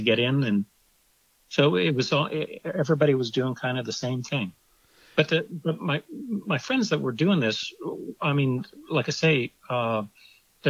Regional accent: Orange County, Southern California, United States; also born or lived in Ohio; I grew up in Southern California. I was originally from Ohio, but I've been in California since 62. So I always consider myself a Californian, and growing up in Orange County in Southern California

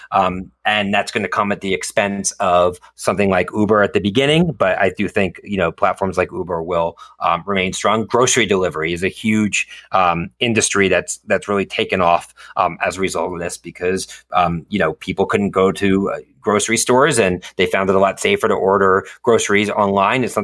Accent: Philadelphia, Pennsylvania, United States; Yes, I am from Philadelphia originally.

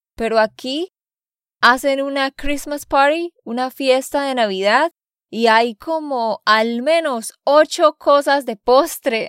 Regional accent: Santander, Colombia; de Santander, Colombia

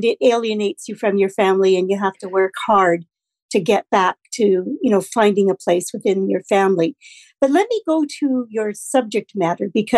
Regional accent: Saskatoon, Saskatchewan, Canada; I was born in Saskatoon

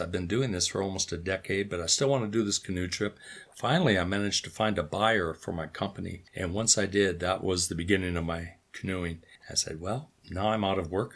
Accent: North Dakota, United States; grew up on a farm, which is where I'm sitting right now.

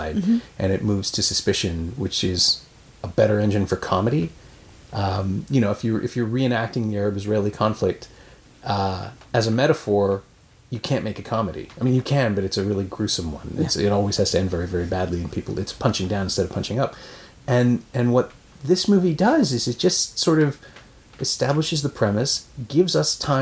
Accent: Canada; as the Canadian

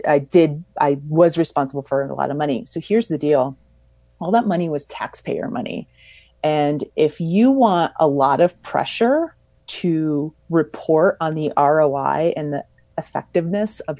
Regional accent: Mammoth Lakes, California, United States; my hometown of Mammoth Lakes, California

